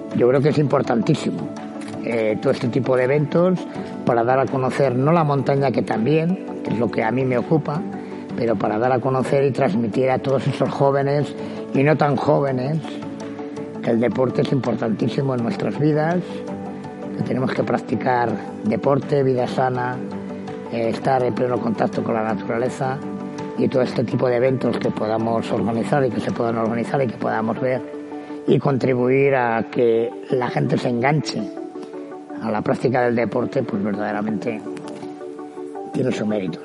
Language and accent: Spanish; Basque Country, Spain; nací en el País Vasco, porque la cultura y la tradición de montaña que tenemos allá pues es eh, inmensa